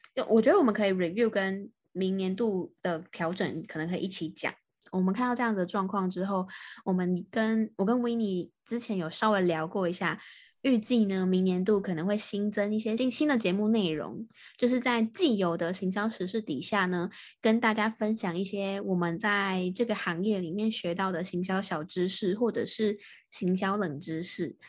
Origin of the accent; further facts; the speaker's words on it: Taiwan; 我是台湾的